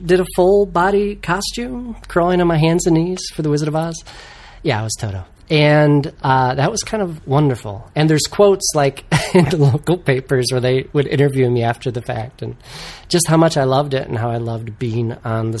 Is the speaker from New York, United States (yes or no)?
no; Wyoming, Michigan, United States; now in Los Angeles, United States; I'm from Wyoming, Michigan, which is right near Grand Rapids